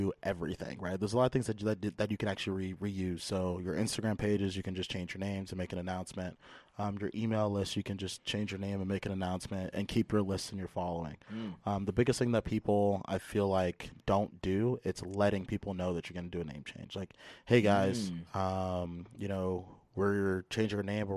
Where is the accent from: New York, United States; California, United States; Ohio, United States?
California, United States; San Jose; I'm born and raised in San Jose, California.